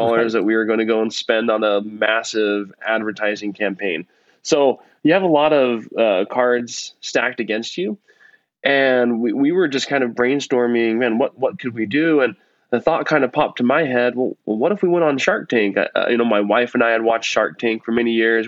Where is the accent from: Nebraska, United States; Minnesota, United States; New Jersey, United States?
Nebraska, United States; now in Utah, United States; I grew up in Nebraska